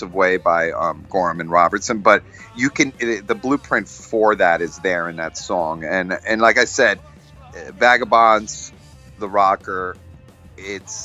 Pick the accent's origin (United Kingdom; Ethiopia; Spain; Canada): Spain; Galicia; I'm from Galicia, from the southernmost, from Spain, the northwest corner of Spain